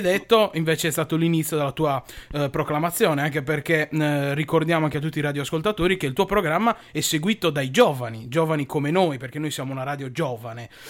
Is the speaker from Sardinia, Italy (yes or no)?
yes; Sardinia, Italy; Noi da Sardi